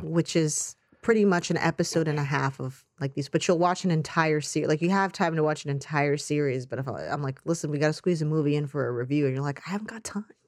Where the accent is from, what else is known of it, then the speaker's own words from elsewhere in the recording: United States; as an American actor